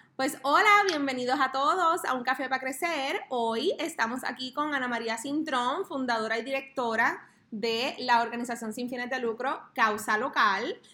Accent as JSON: {"language": "Spanish", "region": "south", "country": "Puerto Rico", "said": "en el área sur, que es de donde yo soy, de donde somos"}